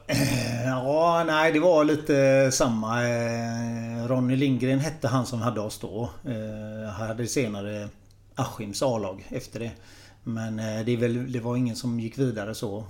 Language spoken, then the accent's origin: Swedish; Gothenburg, Västra Götaland, Sweden; jag är uppvuxen ute i Frölunda